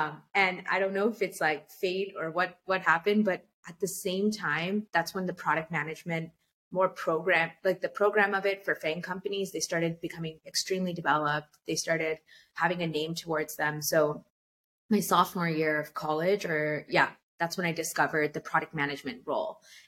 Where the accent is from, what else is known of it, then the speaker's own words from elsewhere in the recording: California, United States; I'm born and raised in California, but I landed up in Illinois studying computer science at the University of Illinois, Urbana-Champaign.